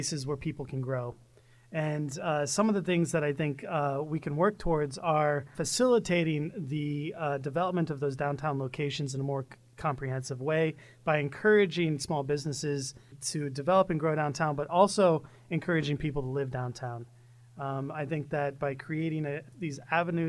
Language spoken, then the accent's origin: English; Springfield, Illinois, United States; moved away; It's an honor coming back to my hometown community. I was born and raised in Springfield, Illinois.